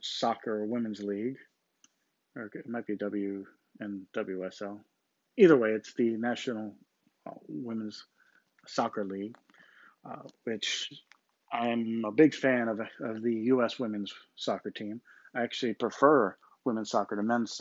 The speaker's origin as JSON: {"language": "English", "country": "United States", "tie": "born or raised there", "said": "I'm an American because I was born here"}